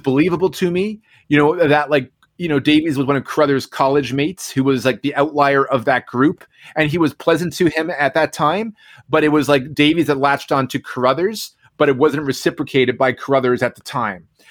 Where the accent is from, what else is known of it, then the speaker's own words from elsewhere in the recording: Newfoundland and Labrador, Canada; now in Ottawa, Canada; I'm I'm from Newfoundland